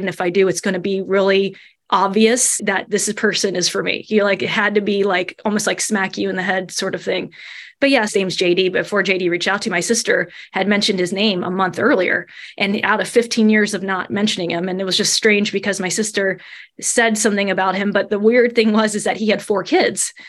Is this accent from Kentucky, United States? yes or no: yes; Covington, Kentucky, United States; accent: Midwestern; now in Salisbury, United States; I grew up right in Covington area